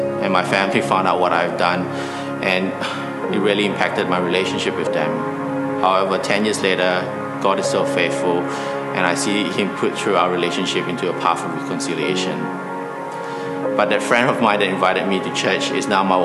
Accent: Malaysia; I was born and raised in Malaysia

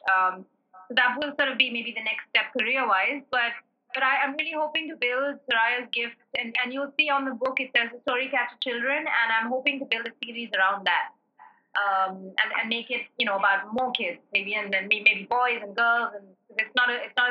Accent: South India, India; as a South Indian

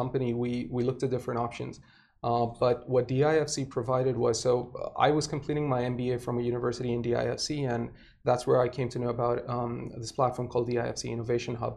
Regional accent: Saudi Arabia; moved away as an adult; now in Dubai, United Arab Emirates; I was born and raised in Saudi. I've been in Dubai since 2008.

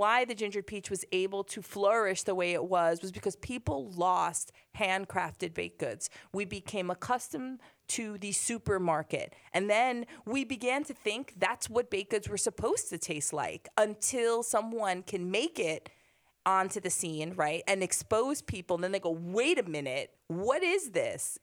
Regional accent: Hoboken, New Jersey, United States; we grew up in Hoboken

